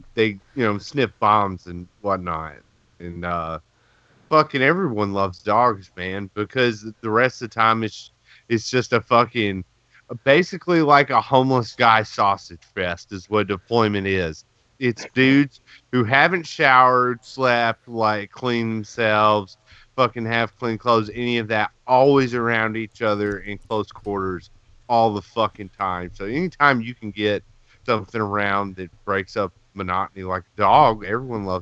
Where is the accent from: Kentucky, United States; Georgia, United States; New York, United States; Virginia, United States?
Kentucky, United States; I'm white and from Kentucky